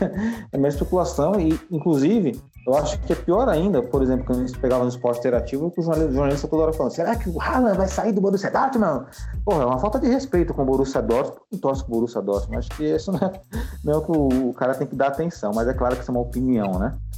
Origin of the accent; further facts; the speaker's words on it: Brazil; Nós somos brasileiros